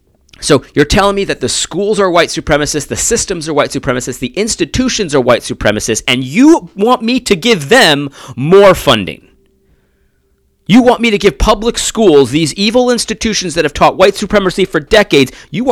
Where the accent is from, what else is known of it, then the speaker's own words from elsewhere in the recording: Brooklyn, New York, United States; Take it from me. I'm from Brooklyn.